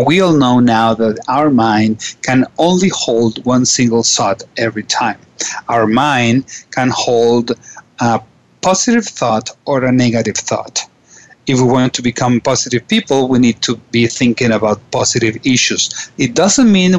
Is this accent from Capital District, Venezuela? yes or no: yes; Caracas, Capital District, Venezuela; I am from Caracas, Venezuela